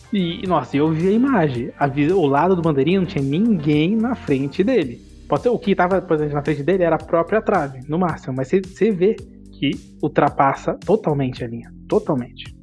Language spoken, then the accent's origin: Portuguese; interior of São Paulo, Brazil; somos aqui do interior de São Paulo.